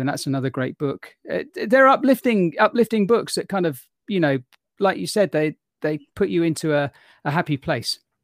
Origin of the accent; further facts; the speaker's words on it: London, United Kingdom; I was born in London, in England